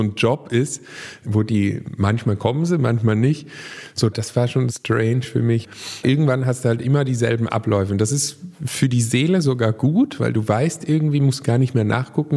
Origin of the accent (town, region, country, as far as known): Baden-Württemberg, Germany